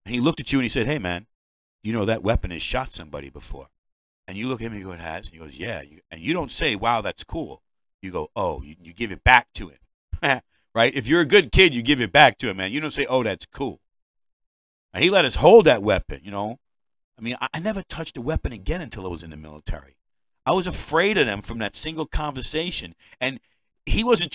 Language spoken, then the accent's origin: English; New York, United States; now in Maine, United States; I'm a New Yorker.